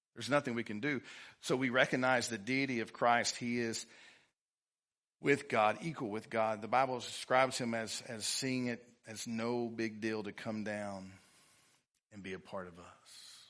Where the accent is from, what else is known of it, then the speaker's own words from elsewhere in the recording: Livingston, Texas, United States; I'm from Livingston, Texas